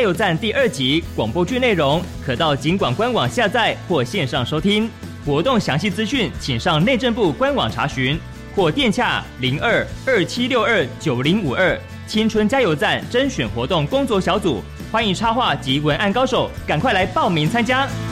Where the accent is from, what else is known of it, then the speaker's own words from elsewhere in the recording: Taitung County, Taiwan; 我是来自台东的